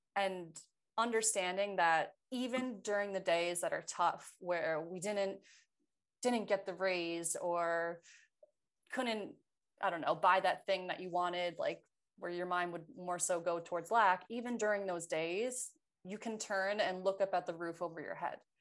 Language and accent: English; New York, United States; moved away as an adult; now in California, United States; I was from New York